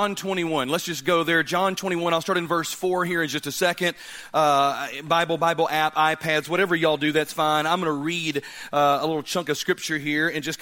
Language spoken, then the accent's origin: English; Birmingham, Alabama, United States; I'm from Birmingham